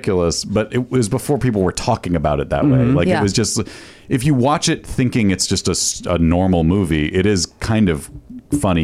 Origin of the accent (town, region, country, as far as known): East Coast / Northeast, United States; born or raised there; moved away